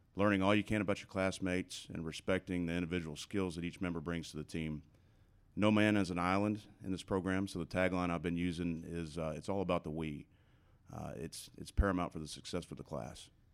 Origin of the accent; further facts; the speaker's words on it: Dallas, Texas, United States; growing up in Dallas, uh, native of Lake Highlands